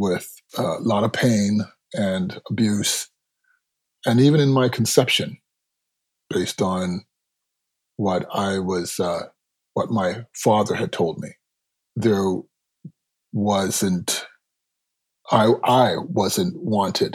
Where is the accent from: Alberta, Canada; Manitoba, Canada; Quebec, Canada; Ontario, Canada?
Ontario, Canada; Toronto; Born and raised in Toronto to Jamaican parents